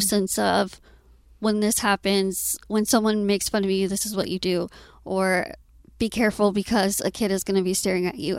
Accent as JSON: {"language": "English", "town": "Austin", "region": "Texas", "country": "United States", "tie": "born or raised there", "said": "I was born and raised in Austin"}